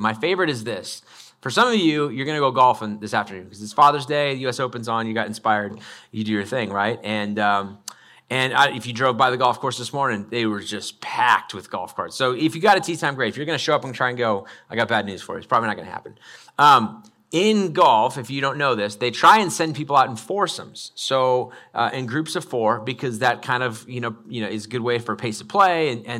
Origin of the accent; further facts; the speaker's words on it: Idaho, United States; I grew up in North Idaho, and my mom chose to homeschool us from about second grade through eighth grade.